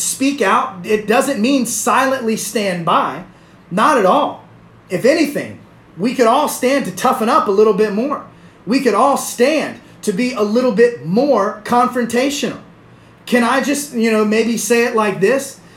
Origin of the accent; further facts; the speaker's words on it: the South, United States; I'm from the South. I'm Southern